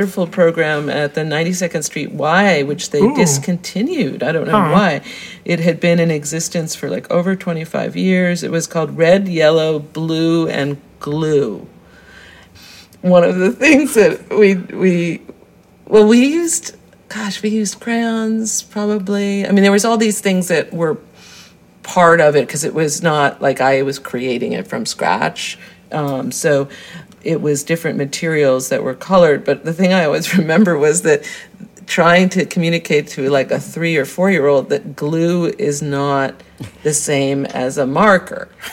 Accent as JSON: {"language": "English", "town": "Greenwich", "region": "Connecticut", "country": "United States", "tie": "born or raised there", "said": "I was born in Greenwich, Connecticut"}